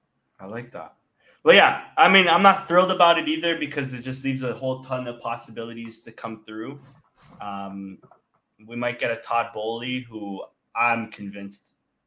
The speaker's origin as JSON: {"language": "English", "country": "Canada", "said": "especially as a Canadian"}